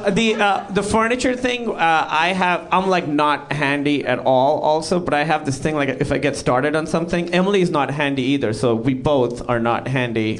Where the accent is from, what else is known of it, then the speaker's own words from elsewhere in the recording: Pakistan; moved away; I'm Pakistani